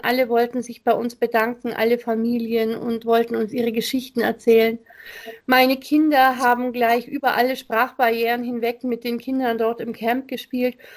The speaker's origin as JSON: {"language": "German", "country": "Germany", "said": "bei uns in Deutschland"}